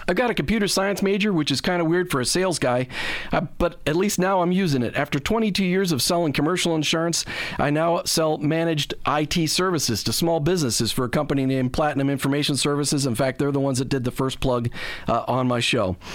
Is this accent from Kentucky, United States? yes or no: no; Minnesota, United States; also born or lived in New Jersey / Maryland; now in Florida, United States; I grew up in Minnesota, uh, but I also was born in New Jersey and lived in Maryland.